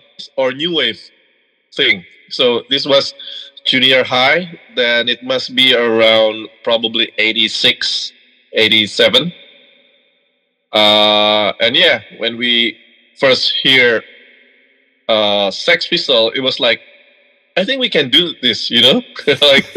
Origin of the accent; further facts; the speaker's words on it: Bandung, West Java, Indonesia; moved away as an adult; now in Jakarta, Indonesia; we're from Indonesia